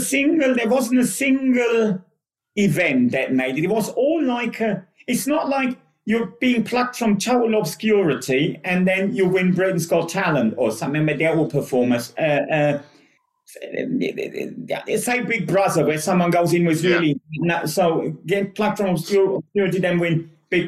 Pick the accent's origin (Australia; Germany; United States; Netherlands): Germany; English is a second language; moved away as an adult; now in United Kingdom; I always worked in sports back home, and the company I was working for back home was about to go under